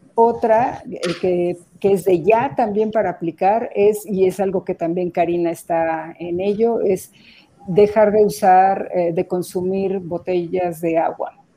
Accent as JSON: {"language": "Spanish", "country": "Mexico", "said": "como mexicanos"}